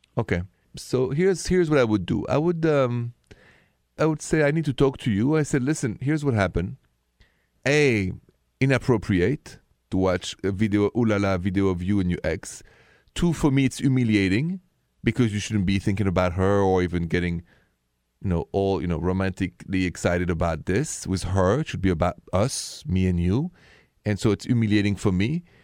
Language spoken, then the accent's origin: English; France; accent: French; English is a second language; with my French accent